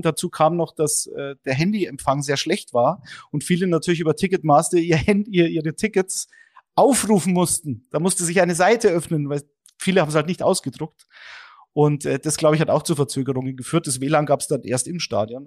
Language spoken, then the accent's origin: German; Munich, Bavaria, Germany; München, das ist meine Heimatstadt